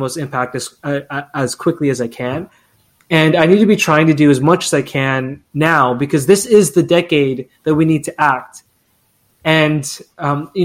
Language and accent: English; Philippines; now in Canada; I'm Filipino Canadian and an immigrant